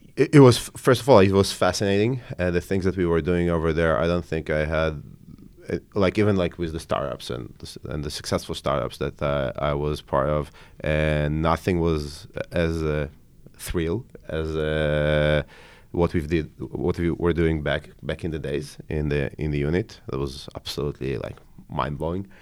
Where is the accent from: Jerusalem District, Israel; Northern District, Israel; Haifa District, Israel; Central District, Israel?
Haifa District, Israel; Haifa; also born or lived in Ukraine; I grew up, uh, in Haifa, in, uh, in Israel, in the north of Israel.